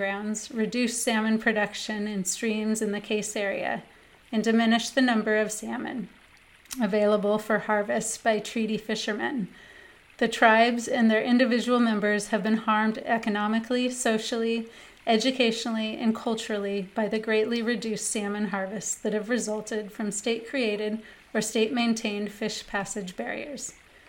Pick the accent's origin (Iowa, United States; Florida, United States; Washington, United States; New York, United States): Washington, United States; Seattle; I grew up in Seattle with parents who had a great appreciation for the environment.